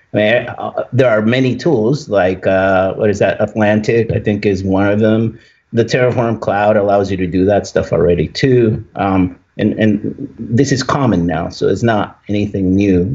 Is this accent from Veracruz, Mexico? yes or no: no; Tijuana, Baja California, Mexico; moved away; I was born in Tijuana